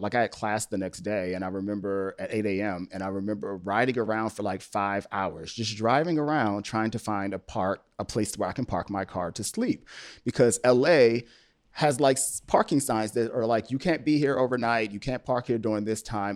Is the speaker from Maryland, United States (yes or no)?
yes; Upper Marlboro, Maryland, United States; moved away as an adult; also born or lived in Washington, D.C.; now in Los Angeles, United States; I grew up on the East Coast and D C and the Maryland, um, suburb of D C of Upper Marlboro